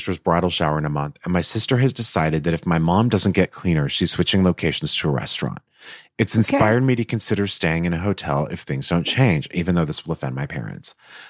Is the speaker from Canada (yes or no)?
yes; Canada; My mom is from Japan. I was raised in Canada.